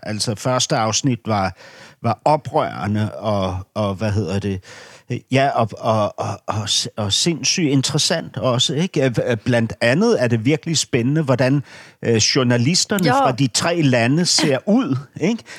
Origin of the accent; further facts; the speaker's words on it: Berlin, Germany; moved away; min opvækst i Vestberlin